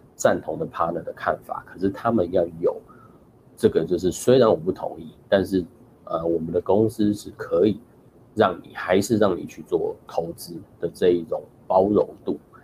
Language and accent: Chinese; Taiwan; moved away; also born or lived in Chicago / Seattle; 我本身出生在台湾